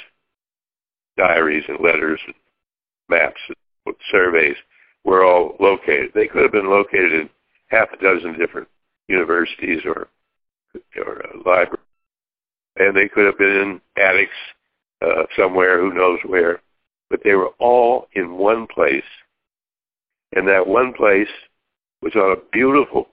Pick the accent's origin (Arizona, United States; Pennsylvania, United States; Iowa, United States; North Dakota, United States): Pennsylvania, United States; Pittsburgh; Pittsburgh is my hometown.